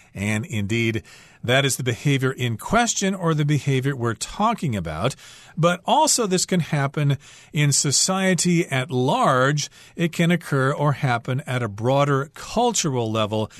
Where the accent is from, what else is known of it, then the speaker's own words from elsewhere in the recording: United States; I'm American